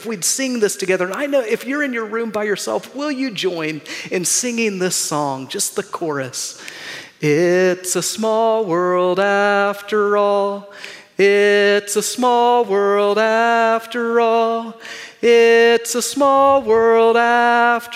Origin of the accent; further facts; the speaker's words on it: Pasadena, California, United States; a young boy growing up in Southern California in Pasadena